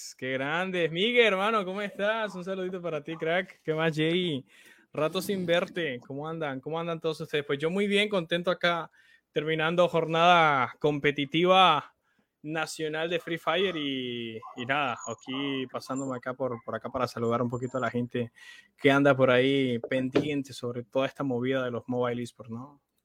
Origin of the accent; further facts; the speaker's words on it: Santa Marta, Magdalena, Colombia; yo acá en la ciudad de donde soy, en Santa Marta